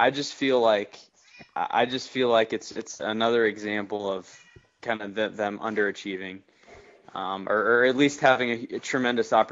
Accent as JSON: {"language": "English", "country": "France", "tie": "born or raised there", "moved": "yes", "said": "I grew up in France. I was an American, but I was living in France, so you know, soccer was all over the place there."}